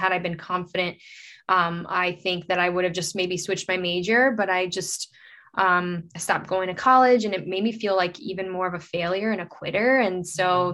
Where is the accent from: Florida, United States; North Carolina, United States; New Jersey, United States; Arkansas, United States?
Florida, United States; Fort Lauderdale; also born or lived in Brazil; I was living in Fort Lauderdale, Florida. It's where I grew up